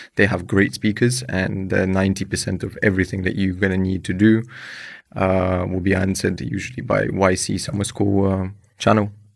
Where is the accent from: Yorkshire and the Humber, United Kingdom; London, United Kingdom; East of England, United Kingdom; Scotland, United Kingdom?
London, United Kingdom; moved away as an adult; also born or lived in Ukraine / Croatia; I'm a immigrant from Ukraine. I grew up in London, moved there when I was seven